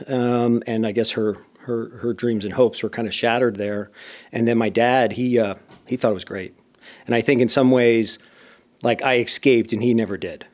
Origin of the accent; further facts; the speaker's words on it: Bethlehem, Pennsylvania, United States; moved away as an adult; I grew up in a steel town known as Bethlehem